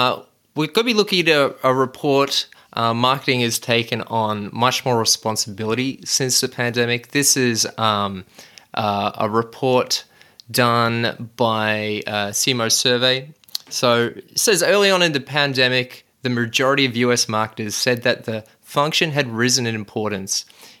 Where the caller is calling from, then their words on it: Reservoir, Victoria, Australia; Well, I'm tuning in from Reservoir, which is only 10Ks away from you, Shaheen, and it's sunny here